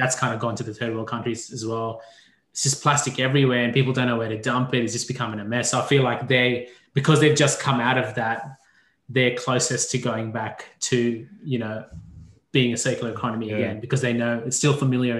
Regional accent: India; moved away; I'm from India

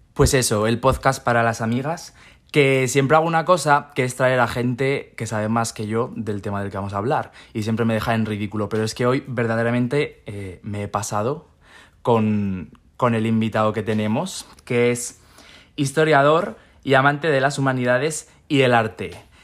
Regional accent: Spain; yo soy de España

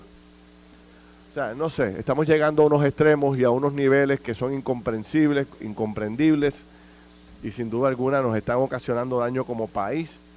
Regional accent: Puerto Rico; como ciudadano, como puertorriqueño

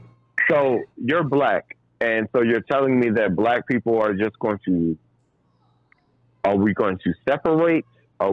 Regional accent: Trinidad & Tobago; We're gonna go West Indian. We're gonna go because I'm West Indian. I'm from Trinidad and Tobago. Trinidad and Tobago.

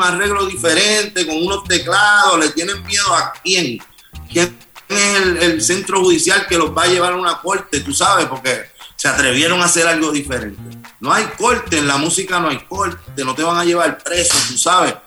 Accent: Puerto Rico; como puertorriqueño

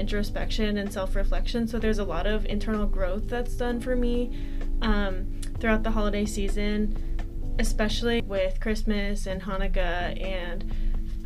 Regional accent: California, United States; now in Seattle, United States; I'm from California, so being in Seattle already is an adjustment for sure.

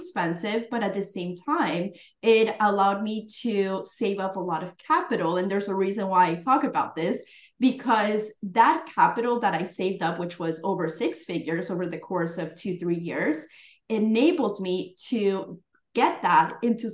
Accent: Florida, United States; also born or lived in Colombia; I was born in Florida, then went back to Colombia, and then came back when I was like around 8 years old

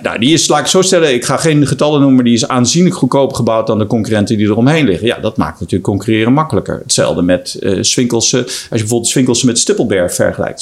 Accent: Netherlands

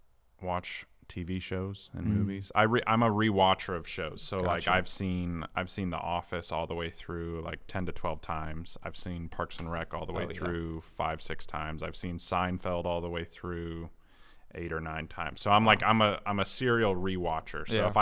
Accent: Indiana, United States; also born or lived in Michigan / Detroit; now in Florence, United States; So I was born in Michigan. Mm-hmm. I grew up in Indiana. And then I moved back to Michigan and lived in Detroit for 10 years

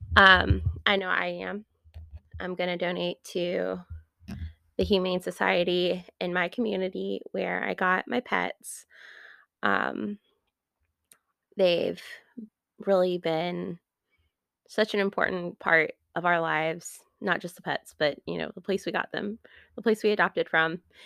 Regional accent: United States; I'm from America

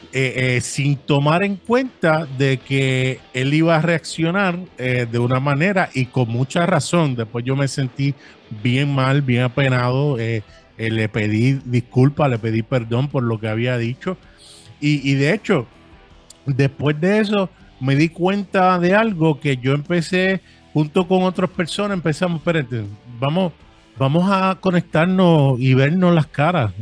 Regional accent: New York City, New York, United States; also born or lived in San Juan, Puerto Rico; now in Bayamón, Puerto Rico; nacido en San Juan, Puerto Rico. Eh, me crié en Brooklyn, New York por muchos años

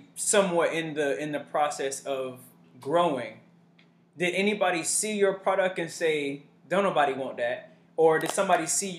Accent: Goulds, Florida, United States; Growing up in Goose

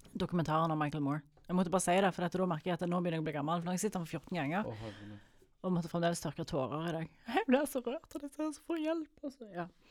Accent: Jørpeland, Rogaland, Norway; Jeg er fra Jørpeland. Alle i slekt med alle.

